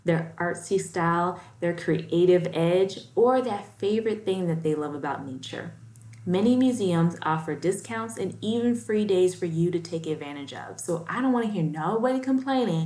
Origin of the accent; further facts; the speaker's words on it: Chicago, Illinois, United States; now in Florida, United States; In my hometown of Chicago